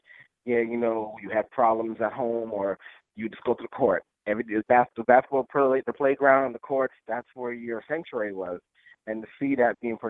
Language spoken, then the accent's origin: English; New York City, New York, United States; I grew up in Brooklyn.